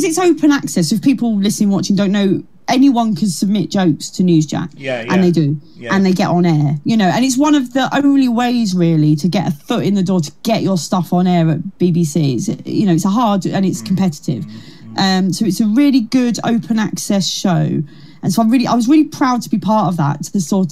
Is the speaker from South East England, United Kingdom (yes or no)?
yes; Kent, South East England, United Kingdom; She's from Kent, like me.